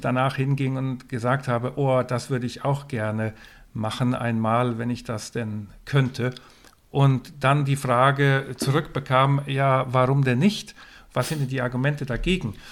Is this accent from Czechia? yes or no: no; west coast of Sweden, Sweden; moved away; ich bin an, an der Westküste von Schweden aufgewachsen.